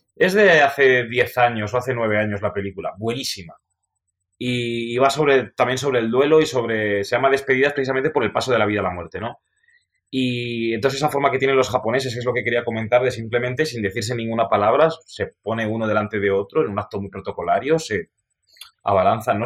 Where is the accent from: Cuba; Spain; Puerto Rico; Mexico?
Spain; como somos los españoles